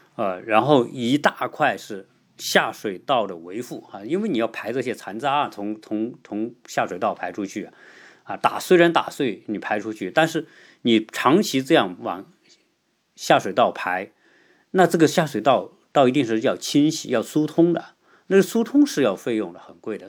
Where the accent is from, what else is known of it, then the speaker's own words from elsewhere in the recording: China; 我们中国人